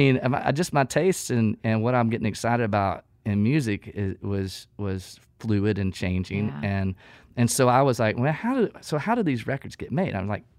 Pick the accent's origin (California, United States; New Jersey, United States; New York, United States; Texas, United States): Texas, United States; my proximity to a different culture. I mean, I'm coming from East Texas.